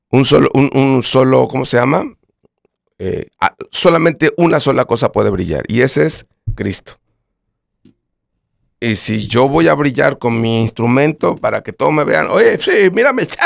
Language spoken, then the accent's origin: Spanish; Colombia; porque somos de Colombia y nuestro género es este